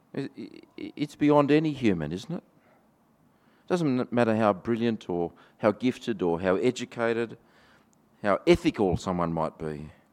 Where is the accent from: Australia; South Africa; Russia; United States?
Australia; accent: Australian; my Australian accent